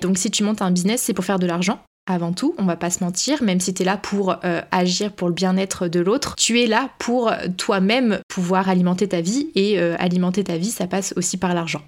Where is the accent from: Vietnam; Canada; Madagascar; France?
France; quand on est français